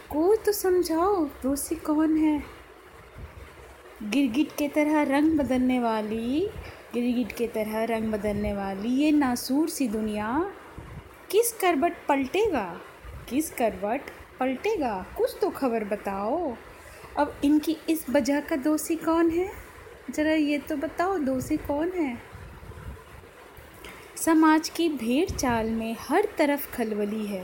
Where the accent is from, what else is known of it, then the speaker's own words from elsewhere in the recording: Noida, Uttar Pradesh, India; और मैं नोएडा से हूँ